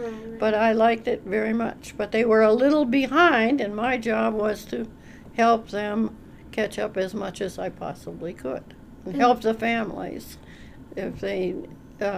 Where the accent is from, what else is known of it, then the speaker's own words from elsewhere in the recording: Minnesota, United States; also born or lived in Illinois; I was born in Minnesota, and I lived until I was 18 in Minnesota